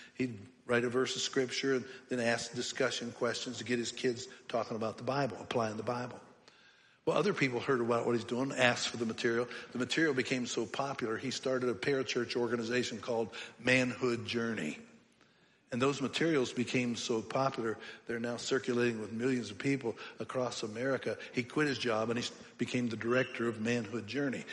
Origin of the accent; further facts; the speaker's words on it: Pennsylvania, United States; I grew up in Pennsylvania